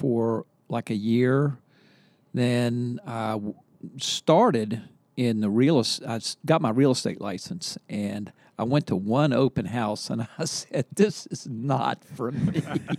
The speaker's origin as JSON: {"language": "English", "town": "Charleston", "region": "West Virginia", "country": "United States", "moved": "yes", "lives_now": "Charlottesville, United States", "said": "I'm from Charleston, West Virginia."}